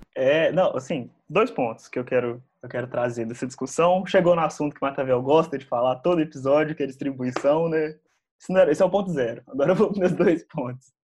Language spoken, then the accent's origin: Portuguese; Lavras, Minas Gerais, Brazil; now in Belo Horizonte, Brazil; Eu, eu nasci em Belo Horizonte, mas eu fui criado em Lavras. Moro em Belo Horizonte atualmente